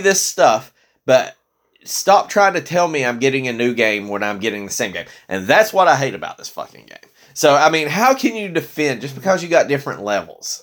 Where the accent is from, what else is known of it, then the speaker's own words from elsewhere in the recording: Tennessee, United States; we're from Tennessee